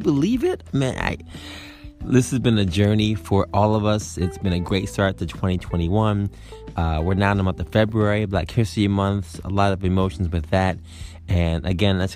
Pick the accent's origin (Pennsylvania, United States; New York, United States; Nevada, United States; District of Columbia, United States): New York, United States; I'm a New Yorker